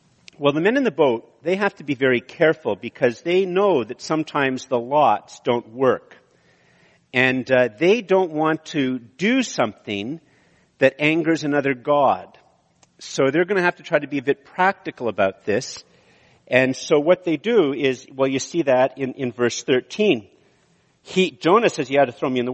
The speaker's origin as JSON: {"language": "English", "town": "Montreal", "region": "Quebec", "country": "Canada", "also_born_or_lived": "Ottawa / Eganville", "moved": "yes", "said": "I'm from Montreal, and then I was in Ottawa"}